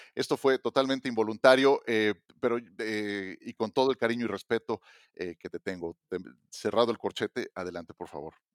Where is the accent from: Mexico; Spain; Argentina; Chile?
Mexico; como mexicano